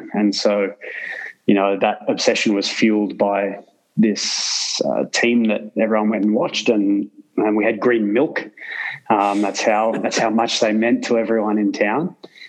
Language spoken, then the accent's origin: English; Canberra, Australian Capital Territory, Australia; I was born in Canberra, the capital city.